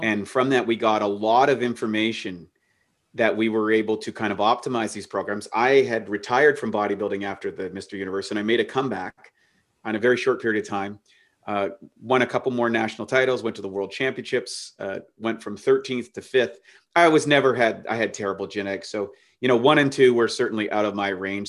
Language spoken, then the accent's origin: English; Canada; life was relatively normal kid growing up in Canada till I was fifteen